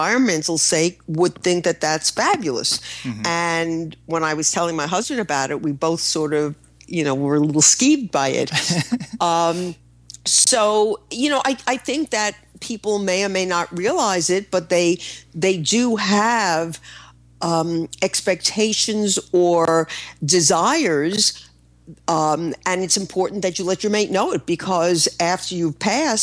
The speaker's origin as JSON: {"language": "English", "region": "New York", "country": "United States", "said": "I'm a New Yorker."}